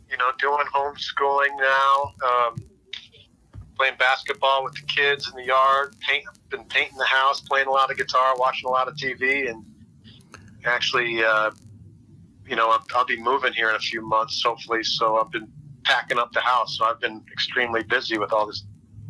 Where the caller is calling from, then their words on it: Orlando, Florida, United States; I'm in Orlando, Florida.